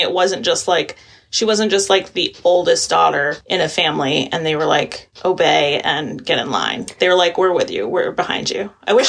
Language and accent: English; Maine, United States; I grew up in Maine